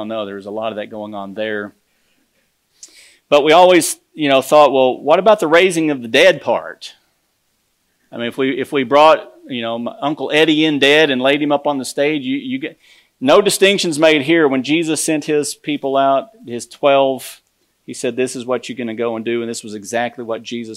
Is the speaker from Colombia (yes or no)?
no; United States